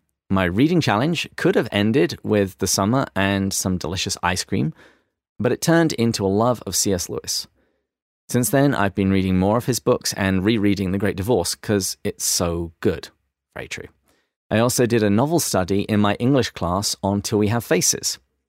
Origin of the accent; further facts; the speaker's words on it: Australia; accent: Australian; I hate it when people try and mimic my accent, so I'm just going to pay this forward.